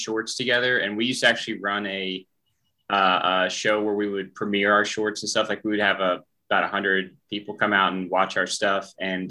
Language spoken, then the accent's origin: English; the South, United States; riff on something kind of Southern because we're all from the South.